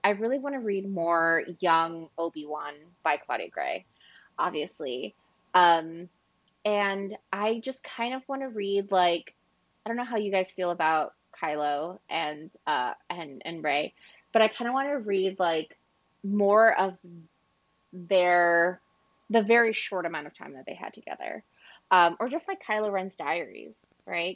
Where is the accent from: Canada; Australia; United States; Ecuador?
Ecuador; I'm from Ecuador and Latin American